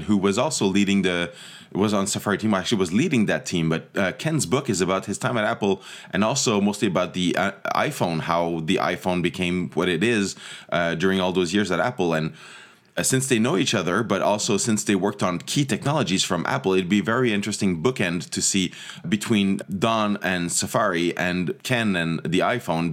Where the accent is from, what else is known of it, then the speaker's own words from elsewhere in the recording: Montreal, Quebec, Canada; also born or lived in Toronto; I grew up in, in Montreal